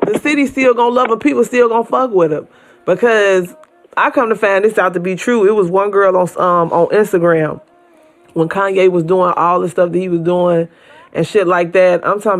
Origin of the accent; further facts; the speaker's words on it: Chicago, Illinois, United States; I'm from Chicago.